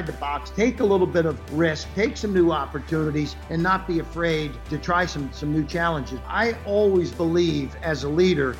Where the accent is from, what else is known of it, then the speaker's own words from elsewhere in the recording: Cincinnati, Ohio, United States; I was born and raised in Cincinnati, Ohio